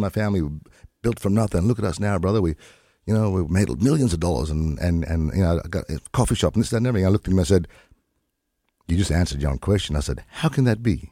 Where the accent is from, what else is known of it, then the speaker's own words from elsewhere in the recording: lower Gulf of Carpentaria, Queensland, Australia; I'm from the Whanyi, Garawa, and Gangalita tribes of the lower Gulf of Carpentaria